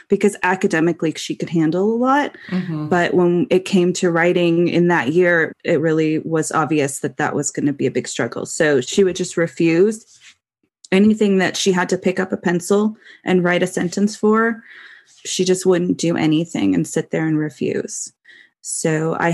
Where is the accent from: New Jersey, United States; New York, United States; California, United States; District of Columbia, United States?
California, United States; Los Angeles; now in Las Vegas, United States; I grew up in the Valley, San Fernando Valley